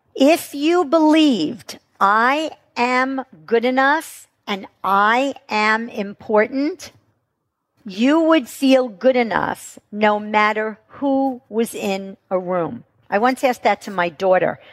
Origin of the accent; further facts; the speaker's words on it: New York, United States; I'm from New York.